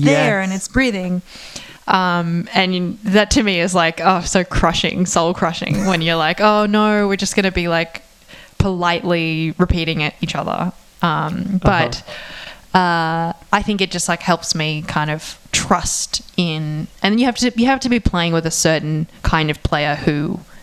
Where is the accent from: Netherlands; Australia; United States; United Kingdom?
Australia; moved away; I'm not American, and I feel like that I'm Australian